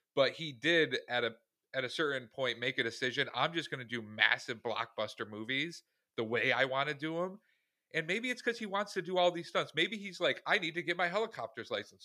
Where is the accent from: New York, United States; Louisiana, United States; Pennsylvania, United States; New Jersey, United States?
New York, United States; Syracuse; we are from Syracuse, New York